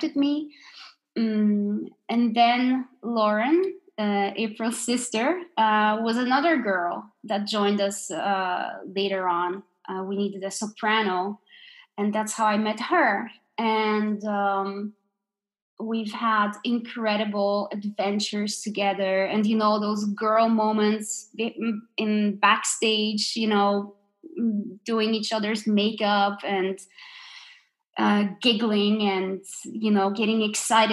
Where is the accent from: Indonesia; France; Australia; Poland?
Poland; moved away as an adult; now in Denmark; I grew up in Poland